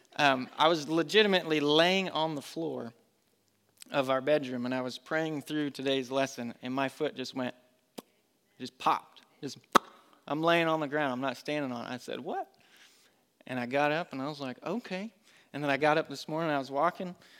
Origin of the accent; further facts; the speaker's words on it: Colorado, United States; moved away as an adult; also born or lived in North Carolina; now in Concord, United States; I grew up with it in Colorado. My dad would take me to Colorado National Speedway